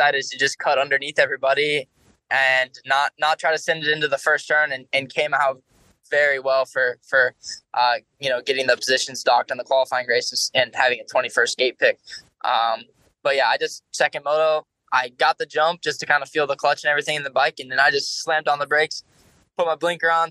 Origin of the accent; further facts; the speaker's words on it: Florida, United States; I grew up in Florida